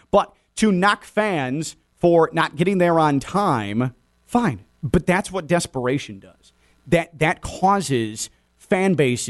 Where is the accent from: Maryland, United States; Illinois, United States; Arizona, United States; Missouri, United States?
Illinois, United States; Chicago; now in South Florida, United States; I grew up in Chicago as a White Sox fan